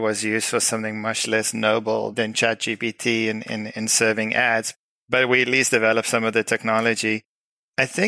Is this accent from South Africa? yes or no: yes; South Africa; moved away; I'm originally from South Africa, so that explains the weird accent.